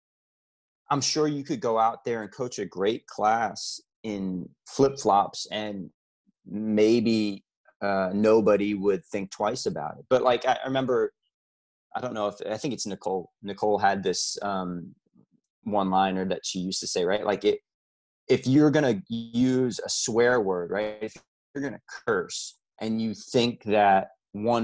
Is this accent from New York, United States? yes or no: yes; New York, United States; it's kind of part of my fiber as a New Yorker